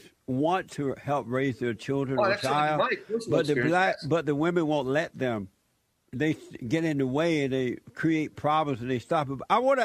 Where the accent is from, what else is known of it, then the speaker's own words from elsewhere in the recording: Alabama, United States; moved away; I grew up in Alabama